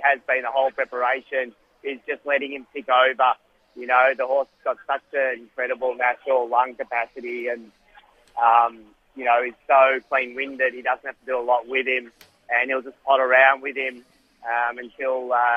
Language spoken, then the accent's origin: English; Melbourne, Victoria, Australia; moved away; getting back to Melbourne, my hometown